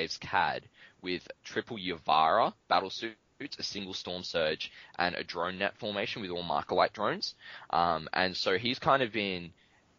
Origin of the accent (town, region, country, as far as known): Australia